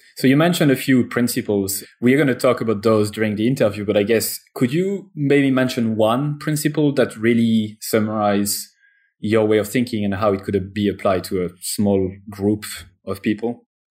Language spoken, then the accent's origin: English; France; accent: French; English is a second language; I'm French, as you probably heard already from my accent